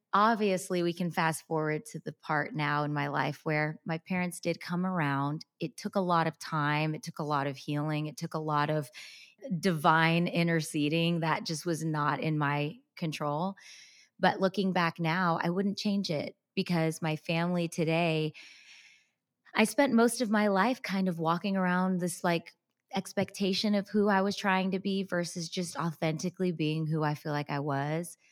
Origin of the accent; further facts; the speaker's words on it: United States; born and raised in America